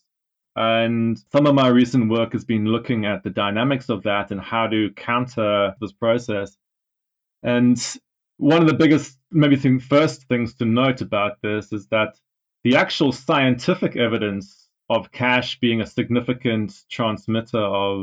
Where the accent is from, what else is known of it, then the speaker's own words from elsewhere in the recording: South Africa; now in United Kingdom; I'm actually from South Africa. I'm based in the UK